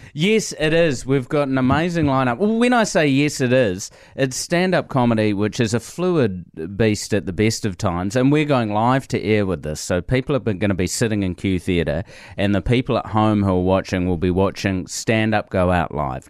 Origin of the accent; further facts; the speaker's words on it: New Zealand; I'm just a Kiwi